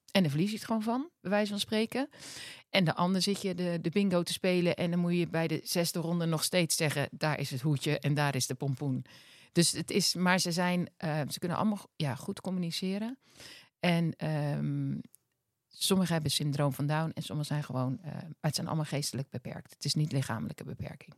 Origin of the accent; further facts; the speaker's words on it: Westland, South Holland, Netherlands; ik kom uit het Westland van origine.